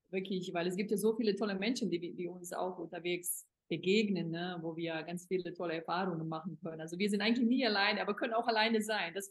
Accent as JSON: {"language": "German", "country": "Bosnia & Herzegovina", "said": "im Sommer bin ich dann in Europa, also auch in meiner Heimat, Bosnien und Herzegowina"}